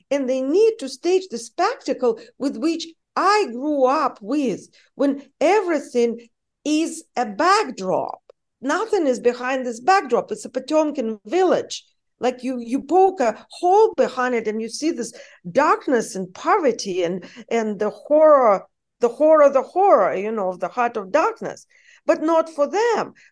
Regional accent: United States; English is a second language; because I am an American, despite my accent. For those of you who don't know, I'm an American citizen. I spent most of my conscious life in the United States.

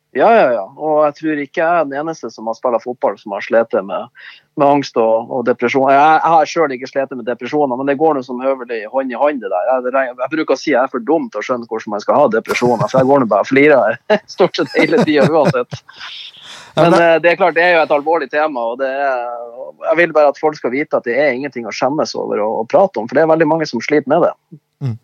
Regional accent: Bodø, Nordland, Norway; født og oppvokst i Bodø

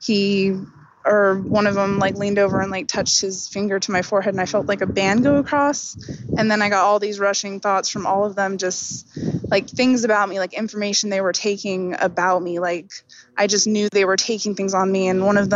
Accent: Oklahoma, United States; I was born and raised in Oklahoma, you know, little city, just tiny little neighborhood

